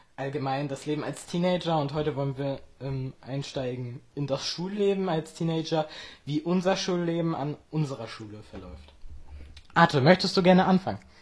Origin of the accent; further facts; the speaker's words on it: Friedland, Mecklenburg-Vorpommern, Germany; ich komme aus Friedland, das liegt in Mecklenburg-Vorpommern, und zwar in der Mecklenburgischen Seenplatte